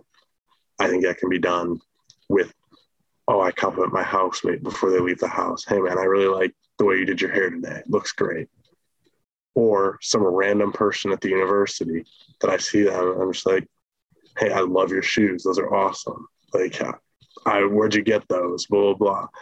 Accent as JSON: {"language": "English", "town": "Midland", "country": "United States", "tie": "born or raised there", "moved": "yes", "said": "back in Midland, my hometown"}